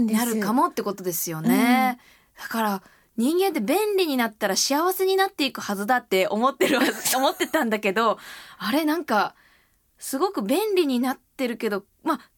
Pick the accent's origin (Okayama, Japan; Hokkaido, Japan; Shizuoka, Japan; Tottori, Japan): Okayama, Japan; now in Tokyo, Japan; 地元岡山なんです